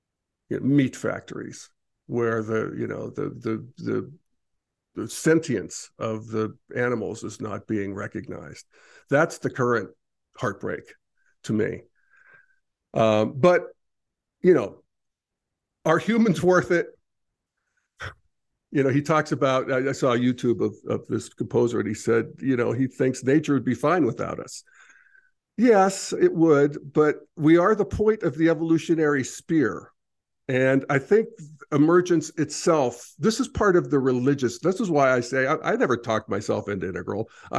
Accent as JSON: {"language": "English", "region": "Pennsylvania", "country": "United States", "tie": "born or raised there", "said": "I remember when I was a kid growing up in Redneck, Pennsylvania, I would say, I'm a citizen of the world. And people would say, no, you're an American."}